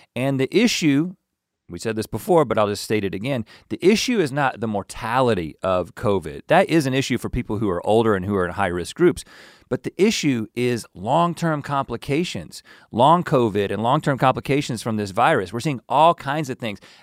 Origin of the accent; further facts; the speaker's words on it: North Carolina, United States; moved away as an adult; now in Los Angeles, United States; We grew up in North Carolina, and now we live in California.